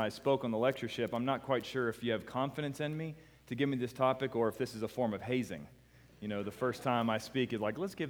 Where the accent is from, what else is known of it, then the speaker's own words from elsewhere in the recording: United States; I'm thinking this 28-year-old American